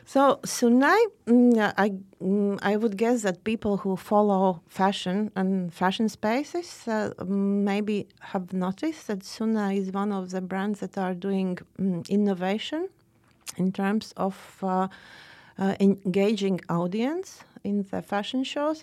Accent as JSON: {"language": "English", "town": "Riga", "country": "Latvia", "moved": "yes", "lives_now": "Oslo, Norway", "said": "I am from Riga"}